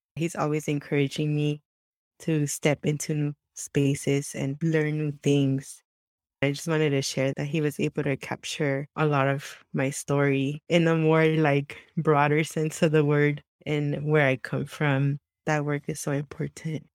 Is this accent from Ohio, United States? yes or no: no; Santa Ana, California, United States; English is a second language; I was born and raised in Southern California, in Santa Ana, the heart of Orange County